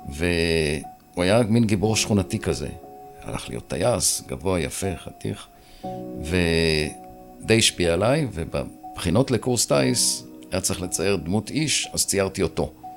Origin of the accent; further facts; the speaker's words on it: Ramat Gan, Tel Aviv District, Israel; נולדתי בשיכון ותיקים ברמת גן, שזו שכונה שקרובה לירקון. אה, הייתי ילד יחיד עד שהכי נולד כשהייתי בן שבע. כלומר, גדלתי די לבד את הילדות הצעירה